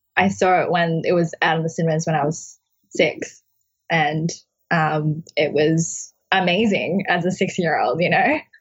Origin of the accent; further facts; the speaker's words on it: Brisbane, Queensland, Australia; moved away as an adult; now in New York City, United States; it's my hometown and where I grew up.